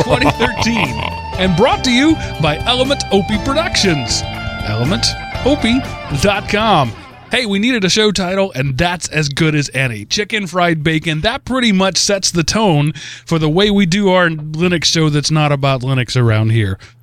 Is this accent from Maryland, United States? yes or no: no; Texas, United States; now in Georgia, United States; I'm from Texas.